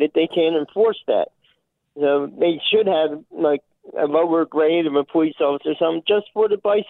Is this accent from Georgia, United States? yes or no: no; Philadelphia, Pennsylvania, United States; I'm from Philadelphia, Pennsylvania